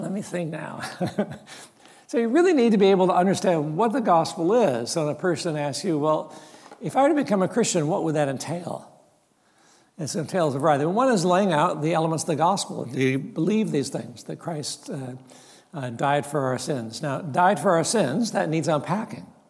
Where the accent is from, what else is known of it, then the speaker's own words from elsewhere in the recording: Mount Hermon, California, United States; I grew up in Mount Hermon, loving Mount Hermon